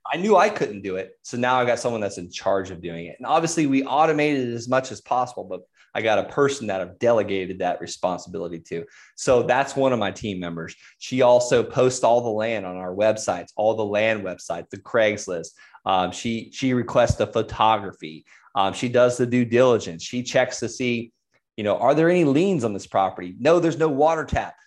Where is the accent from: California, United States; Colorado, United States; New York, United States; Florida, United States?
Florida, United States; I'm from Florida